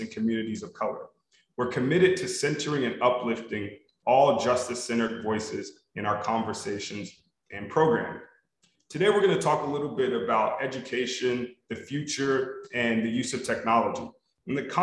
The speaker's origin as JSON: {"language": "English", "town": "Los Angeles", "region": "California", "country": "United States", "tie": "born or raised there"}